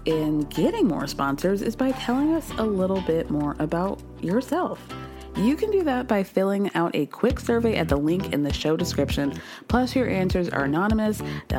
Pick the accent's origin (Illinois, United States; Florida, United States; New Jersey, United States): Illinois, United States; Chicago; I have decided to root for my hometown team, the Chicago Bulls, in an effort to be nostalgic